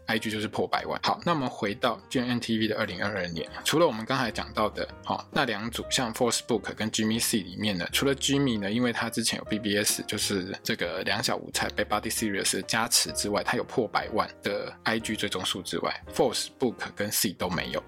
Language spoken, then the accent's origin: Chinese; Taiwan; 我们台湾人过得平常好好的生活